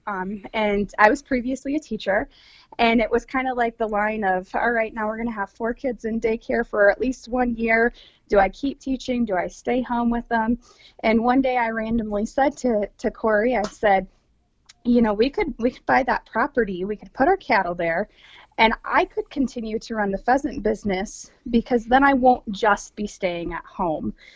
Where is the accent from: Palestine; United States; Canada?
United States; Midwest; now in South Dakota, United States; being a Midwesterner